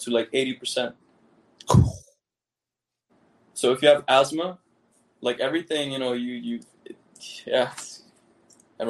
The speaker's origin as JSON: {"language": "English", "town": "Amsterdam", "region": "North Holland", "country": "Netherlands", "tie": "born or raised there", "also_born_or_lived": "Caribbean", "moved": "yes", "said": "I was born in Amsterdam. Like, I'm actually from Holland. I'm Dutch."}